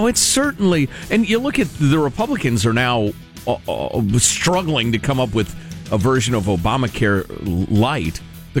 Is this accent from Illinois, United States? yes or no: yes; Chicago, Illinois, United States; I grew up in Chicago where the dead vote in huge numbers.